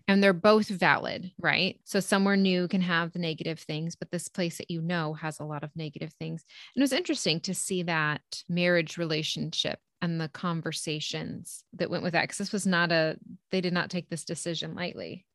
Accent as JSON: {"language": "English", "country": "United States", "said": "we're American, we're born in the eighties"}